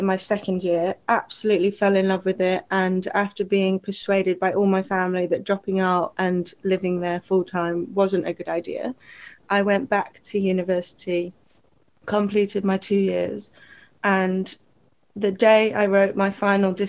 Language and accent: English; Lytham St Annes, North West England, United Kingdom; moved away as an adult; now in Oxted, United Kingdom; I grew up in Lancashire, up north in the UK, a lovely little coastal town called Lytham St. Anne's. I spent the first 18 years of my life there